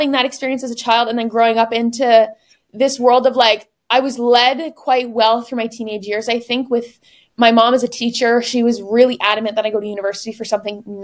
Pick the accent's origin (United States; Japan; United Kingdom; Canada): Canada; Woodstock, Ontario; now in Paris, France; I grew up in Woodstock, Ontario, which is 2 hours from Toronto